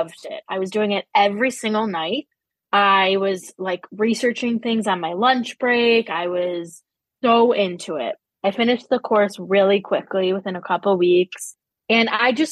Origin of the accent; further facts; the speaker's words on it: Chicago, Illinois, United States; I am from Chicago, the northern suburbs